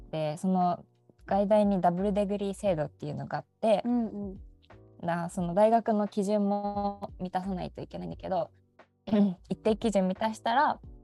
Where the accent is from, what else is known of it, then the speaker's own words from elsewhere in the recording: Seto, Aichi, Japan; 出身です生まれも育ちも瀬戸でございます。